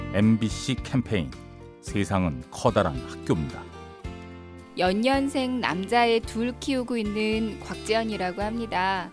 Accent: Busan, South Korea; 저는 부산에서 온

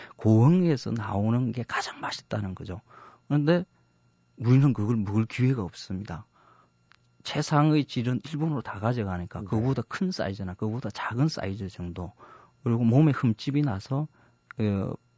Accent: Masan, South Gyeongsang, South Korea; moved away as an adult; now in Seoul, South Korea; 저는 마산에서 어린 시절을 고등학교까지 보냈습니다.

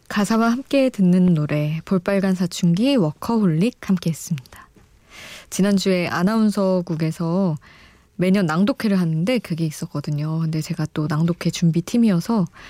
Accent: Daejeon, South Korea; now in Seoul, South Korea; 본가 대전에 있고

